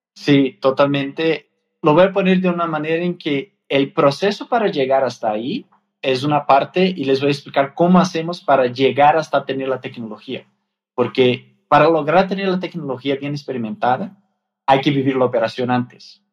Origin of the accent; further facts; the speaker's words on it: Brazil; Spanish is a second language; moved away as an adult; now in Mexico; Yo soy brasileño